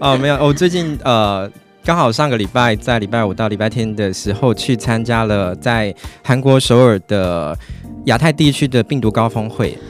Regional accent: Tainan, Taiwan; 我是台南人嘛，所以我其实喜欢弹弹小吃

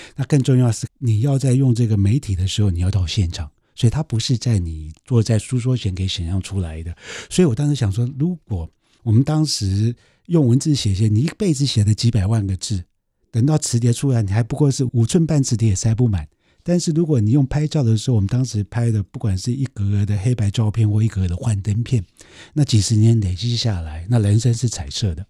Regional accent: Taiwan; 所以我一个台湾人去到一个外国人都不能进去的地方

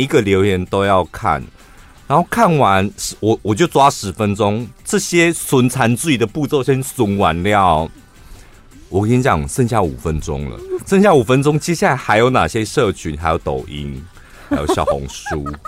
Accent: Taiwan; 我们是台湾人

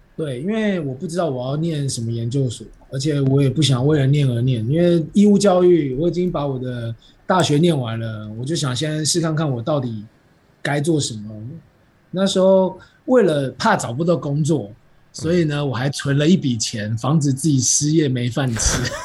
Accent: Taiwan; 咱们台湾人

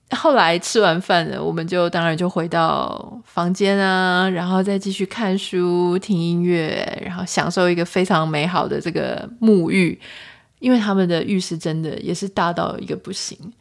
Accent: Taiwan; 我是台湾人

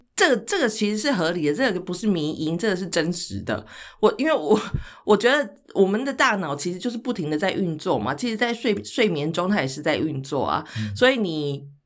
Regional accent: Taichung, Taiwan; 小时候跟外公外婆住，然后后来搬回大城市的时候，我也是，台中也是一个大城市啦

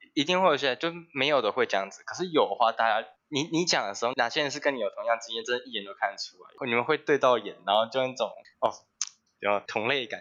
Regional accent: Taichung, Taiwan; 我是台中的准高二生

